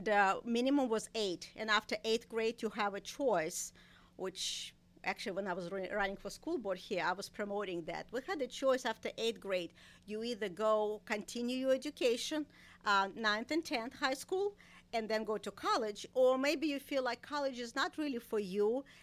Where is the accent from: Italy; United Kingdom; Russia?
Russia; Saint Petersburg; moved away as an adult; also born or lived in Iowa; now in United States; Yes, I'm from St. Petersburg. I think at that time it's called Leningrad.